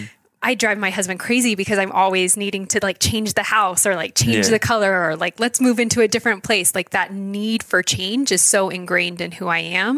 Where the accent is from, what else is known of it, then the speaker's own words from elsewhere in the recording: Fredericksburg, Virginia, United States; also born or lived in Idaho; I was born in Idaho, mm-hmm. On the other side of the state, but I claim Virginia as home. That's where I graduated high school. That's where I went to college. So Fredericksburg, Virginia is kind of my hometown.